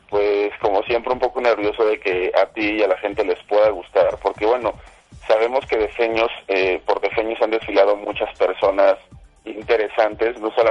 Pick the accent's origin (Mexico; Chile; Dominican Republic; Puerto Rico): Mexico; Mexico City; yo soy un defeño 100%